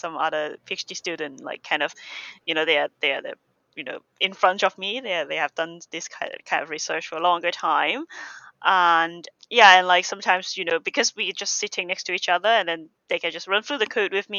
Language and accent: English; Hong Kong; moved away as an adult; now in United Kingdom; I'm from Hong Kong